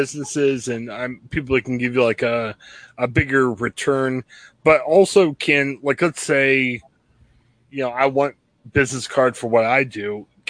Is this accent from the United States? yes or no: yes; Louisville, Ohio, United States; Mike's calling us from Louisville, Ohio, my hometown. I grew up across the street from Mike.